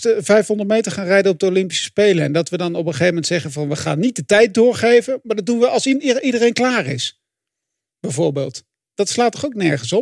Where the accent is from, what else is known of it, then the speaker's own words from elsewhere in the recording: Netherlands; Ik ben geen Fransman, ik ben geen, Bel, geen Belg, maar wel een Nederlander.